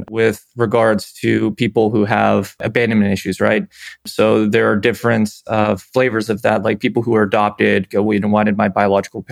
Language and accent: English; Pennsylvania, United States; I was from Pennsylvania originally.